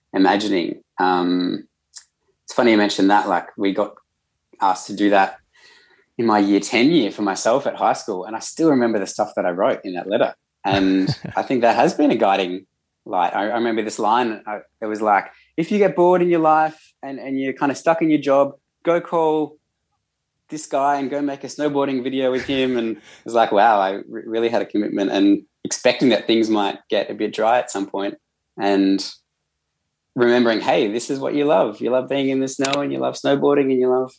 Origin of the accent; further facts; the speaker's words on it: Australia; also born or lived in United States; in Australian culture, that's something that we don't do terribly often